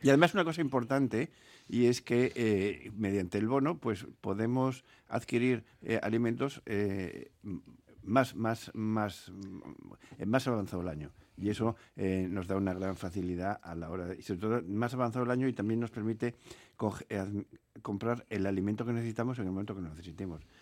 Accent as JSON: {"language": "Spanish", "region": "Asturias", "country": "Spain", "moved": "yes", "lives_now": "Bizkaia, Spain", "said": "mi tierra, yo soy asturiano"}